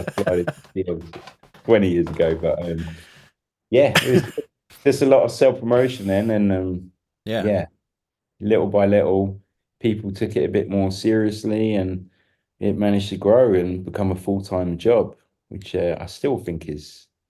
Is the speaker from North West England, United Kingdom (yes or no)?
no; London, United Kingdom; People can tell I'm English, but it's definitely polished because it's gone down. Because when I first turned up, you know, straight out of Kidbrook High, you know, people couldn't understand a word I was talking about in Austria.